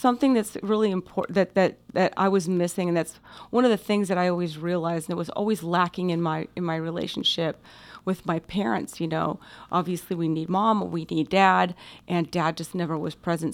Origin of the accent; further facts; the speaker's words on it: Coronado, California, United States; also born or lived in Orange County, California; we grew up in Coronado